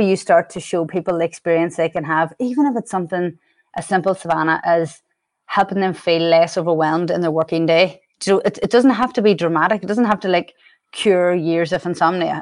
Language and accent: English; Ireland; accent: Irish; moved away; I'm Irish, and the accent has never—it's mellowed over the years, but it's never going anywhere